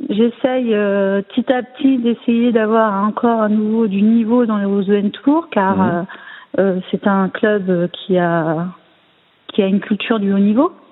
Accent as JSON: {"language": "French", "town": "Tours", "region": "Centre-Val de Loire", "country": "France", "tie": "born there", "said": "Alors, je suis née à Tours, hein, dans cette belle ville."}